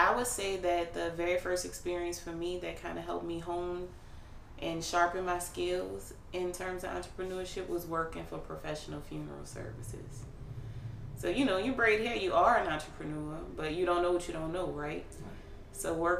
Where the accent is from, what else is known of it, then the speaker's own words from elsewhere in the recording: New Orleans, Louisiana, United States; also born or lived in Dallas; I'm from New Orleans. I grew up in Algiers. I only left here for a split second post-Katrina, so I've pretty much lived here my entire life.